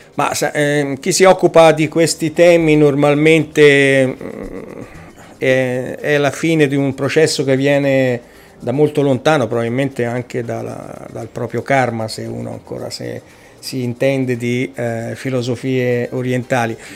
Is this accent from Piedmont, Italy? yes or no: no; Casentino, province of Arezzo, Tuscany, Italy; vengo dalla provincia di Arezzo, eh, in particolare dal Casentino